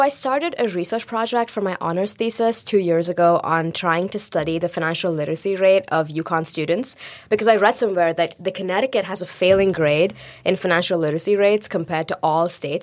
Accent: India; moved away; I grew up in India.

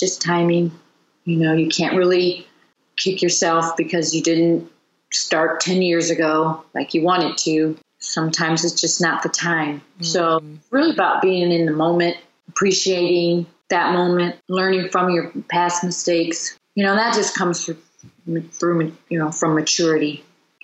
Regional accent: United States; also born or lived in London; being an American, you know, when I did live in London and I moved home

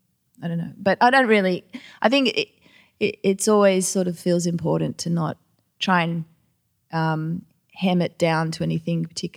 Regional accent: Australia; accent: Australian; I was like really over-accentuating my Australian accent to the point where I find it painful to listen to.

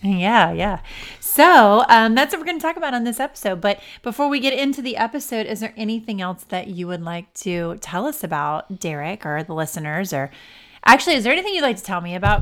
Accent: Ohio, United States; we're from Ohio

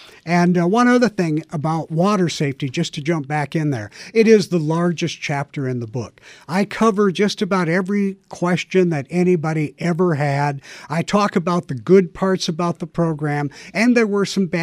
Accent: Jamestown, North Dakota, United States; moved away; my hometown of Jamestown, North Dakota

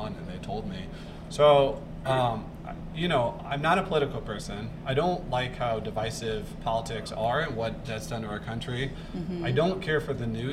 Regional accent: St. Louis, Missouri, United States; now in Coeur d'Alene, United States; I'm from St. Louis

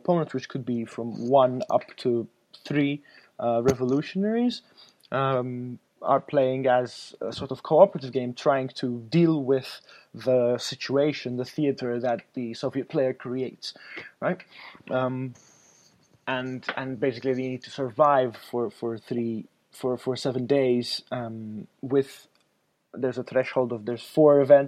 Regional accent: Malta; I'm from Malta, which is a very small island south of Italy

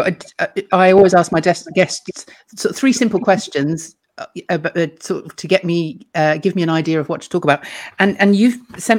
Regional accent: London, United Kingdom; I grew up in London in the 60s and the 70s

